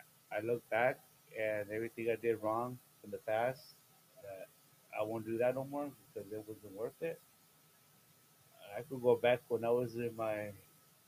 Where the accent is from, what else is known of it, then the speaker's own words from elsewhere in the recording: La Puente, California, United States; also born or lived in Montebello / Downey; I grew up in La Puente